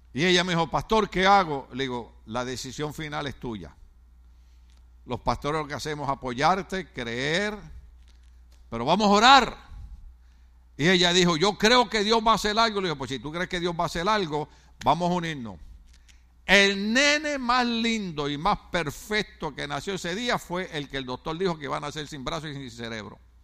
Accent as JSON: {"language": "Spanish", "country": "Puerto Rico", "said": "en mi país, Puerto Rico"}